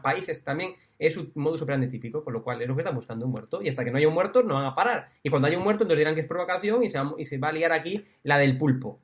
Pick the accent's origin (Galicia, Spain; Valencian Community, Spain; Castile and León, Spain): Galicia, Spain; Soy gallego